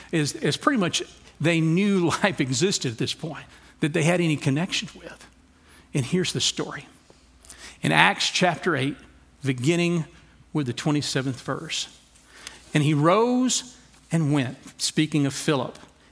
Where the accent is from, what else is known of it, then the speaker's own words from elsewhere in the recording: Louisiana, United States; now in Texas, United States; I'm from Louisiana.